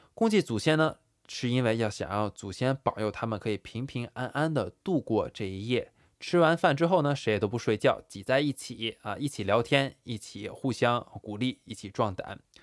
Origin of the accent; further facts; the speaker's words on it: China; now in New York, United States; 我们中国人习惯要守岁